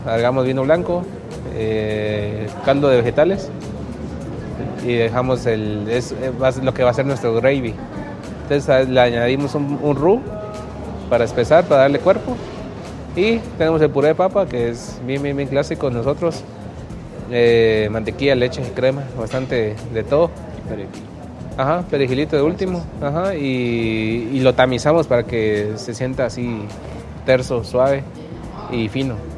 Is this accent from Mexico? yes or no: no; Guatemala